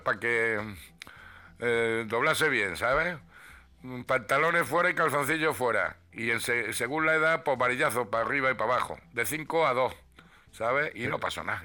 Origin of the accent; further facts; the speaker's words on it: Ruidera, Castilla-La Mancha, Spain; moved away; mi pueblo, que son las lagunas de Ruidera